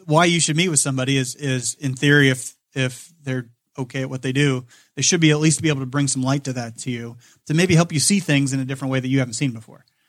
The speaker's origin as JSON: {"language": "English", "town": "Kokomo", "region": "Indiana", "country": "United States", "tie": "born or raised there", "said": "I grew up in Kokomo, went to Manchester College"}